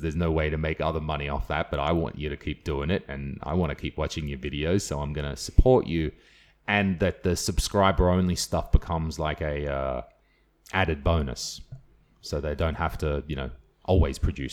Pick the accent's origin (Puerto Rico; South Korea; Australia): Australia; I'm Australian